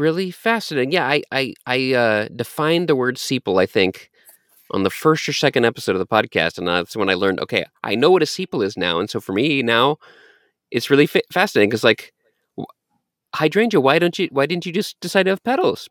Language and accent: English; Texas, United States; I was born in Texas